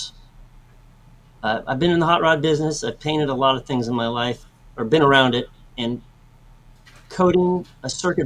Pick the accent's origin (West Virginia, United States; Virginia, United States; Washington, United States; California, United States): California, United States; San Francisco; I grew up in San Francisco, right above the San Francisco airport